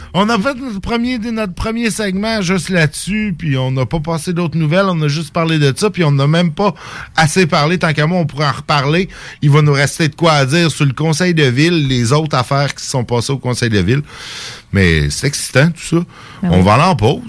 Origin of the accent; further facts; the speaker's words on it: Saint-Jérôme, Quebec, Canada; now in Lévis, Canada; quand j'étais jeune à Saint-Jérôme